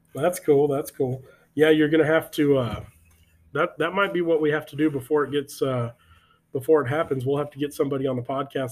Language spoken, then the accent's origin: English; Texas, United States; we're from Texas